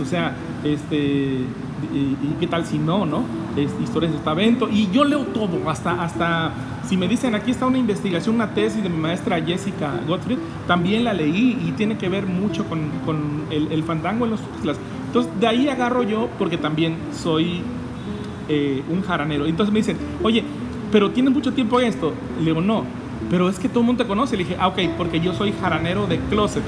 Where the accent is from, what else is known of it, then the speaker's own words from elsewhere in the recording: Veracruz, Mexico; also born or lived in Tlacotalpan; regreso a Veracruz y aquí me estuve hasta la secundaria